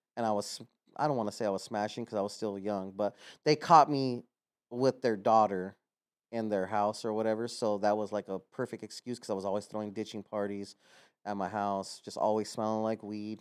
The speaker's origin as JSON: {"language": "English", "town": "Los Angeles", "region": "California", "country": "United States", "tie": "born or raised there", "said": "I'm from El Sereno. I grew up there my entire life"}